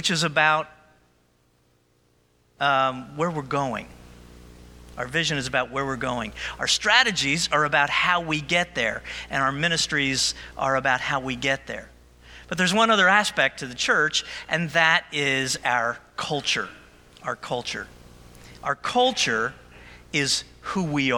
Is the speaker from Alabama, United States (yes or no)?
no; Central New Jersey, United States; moved away as an adult; also born or lived in Oklahoma; I was a Jersey guy. I grew up in New Jersey. My family didn't travel much, so my whole experience was New Jersey, Central Jersey at the shore